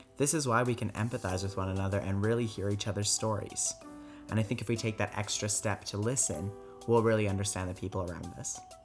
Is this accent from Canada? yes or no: yes; Calgary, Alberta, Canada; also born or lived in France; I was born and raised here in Calgary